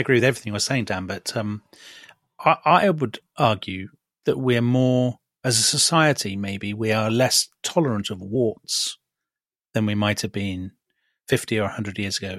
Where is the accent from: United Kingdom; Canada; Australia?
United Kingdom; the maps that we grew up with in Britain